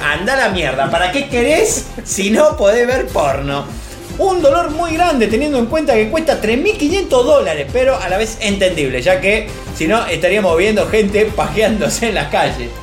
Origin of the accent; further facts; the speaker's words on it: Rosario, Santa Fe, Argentina; somos de Rosario